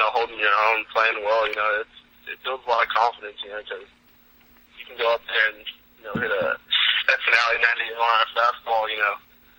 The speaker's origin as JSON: {"language": "English", "town": "Arlington", "region": "Texas", "country": "United States", "tie": "born or raised there", "said": "I grew up in Arlington"}